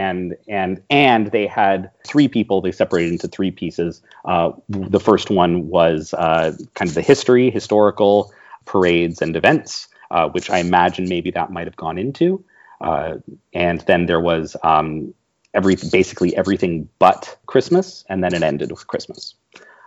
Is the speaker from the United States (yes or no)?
no; Canada; I am Canadian